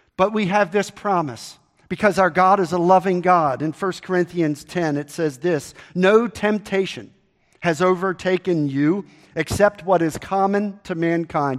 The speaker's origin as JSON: {"language": "English", "town": "Baltimore", "region": "Maryland", "country": "United States", "tie": "born or raised there", "moved": "yes", "said": "I grew up in Baltimore, Maryland"}